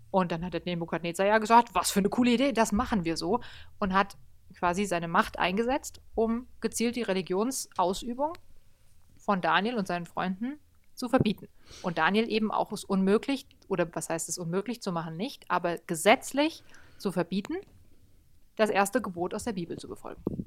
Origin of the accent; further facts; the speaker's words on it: Germany; bei uns in Deutschland